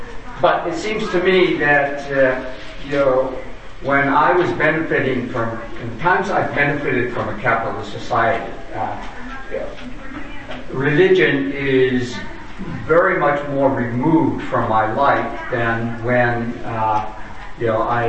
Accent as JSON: {"language": "English", "town": "San Francisco", "region": "California", "country": "United States", "said": "I'm from San Francisco."}